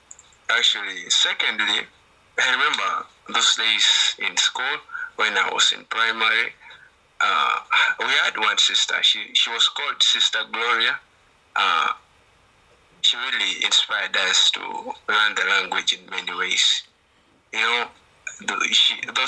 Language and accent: English; Uganda; English is a second language; I'm from Uganda